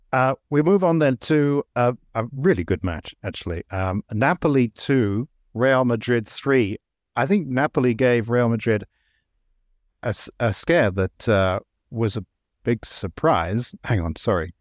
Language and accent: English; near Brighton, South East England, United Kingdom; I grew up fairly near Brighton